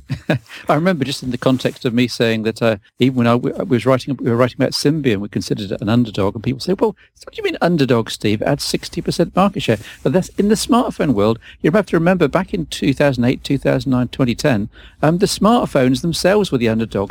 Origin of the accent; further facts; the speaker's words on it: United Kingdom; I'm a British and proud of it.